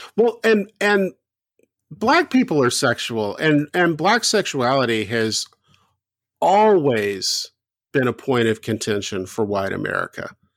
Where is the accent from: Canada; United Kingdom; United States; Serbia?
United States; the South; I grew up in the South.